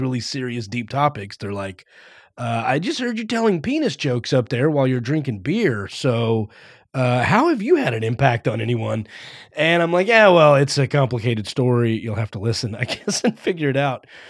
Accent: Fort Worth, Texas, United States; moved away as an adult; now in Los Angeles, United States; I grew up in, uh, Fort Worth, Texas.

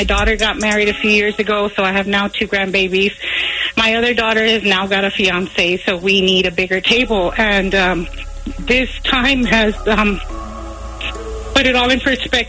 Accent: Dallas, Texas, United States; I'm from Dallas.

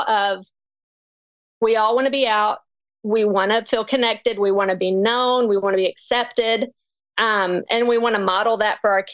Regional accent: Texas, United States; moved away as an adult; also born or lived in New York City; I'm pregnant and I'm from Texas

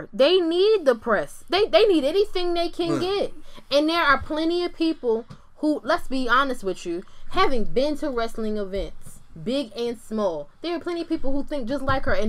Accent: Philadelphia, Pennsylvania, United States; I'm from Philly for real.

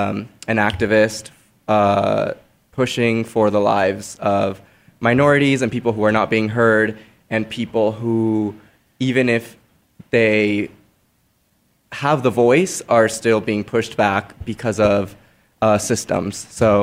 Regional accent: Mexico; now in Phoenix, United States; I was born in Mexico

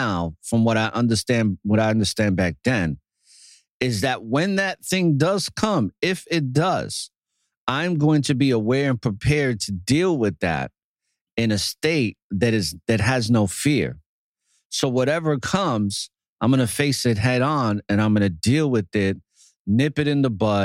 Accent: New York City, New York, United States; growing up in New York City, it's a very hostile environment, especially in the era that I grew up in the Bronx.

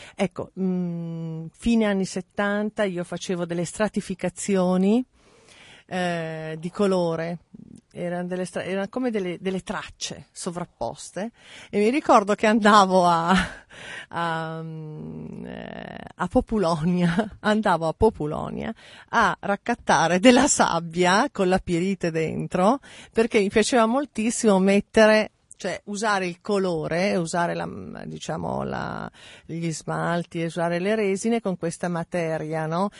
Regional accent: Mantua, Lombardy, Italy; also born or lived in Milan; sono nata a Mantova, ho cominciato con delle piccole mostre, diciamo, nei dintorni

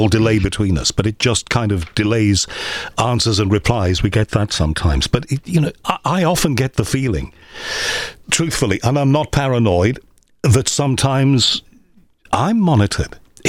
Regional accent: Crosby, North West England, United Kingdom; I was brought up in Crosby, near Liverpool

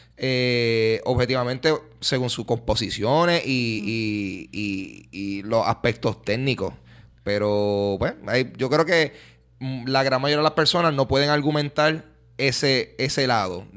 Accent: Puerto Rico; nosotros como, como puertorriqueños

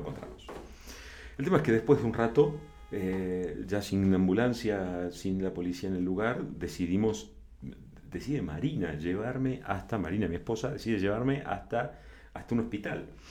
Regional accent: Argentina; also born or lived in Buenos Aires / La Plata; now in Mexico; soy argentino

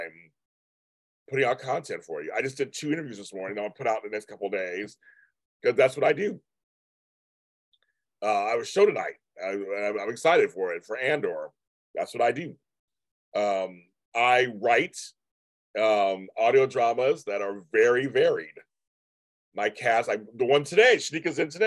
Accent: California, United States; I'm from California

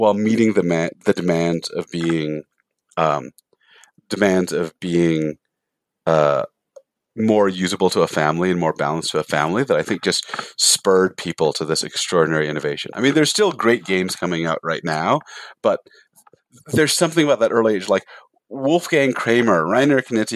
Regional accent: San Jose, California, United States; now in Salt Lake City, United States; I grew up in San Jose

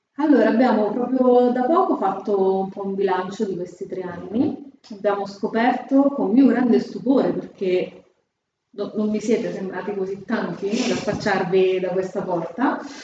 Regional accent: Fabriano, Marche, Italy; accent: Fabriano; moved away as an adult; non so se si sente ma sono di Fabriano, l'accento non manca. E, ehm, io sono nata a Fabriano

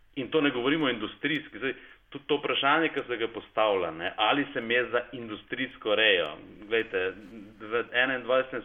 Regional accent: Slovenia; smo Slovenci

